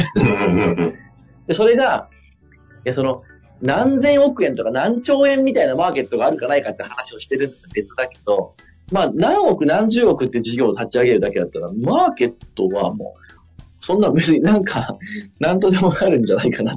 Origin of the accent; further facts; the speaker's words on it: Fukui, Japan; moved away; 地元が福井で